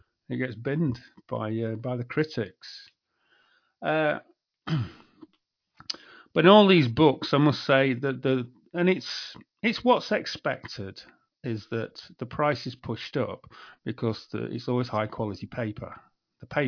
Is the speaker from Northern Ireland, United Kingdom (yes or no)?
no; Yorkshire and the Humber, United Kingdom; also born or lived in Leeds; I come from Yorkshire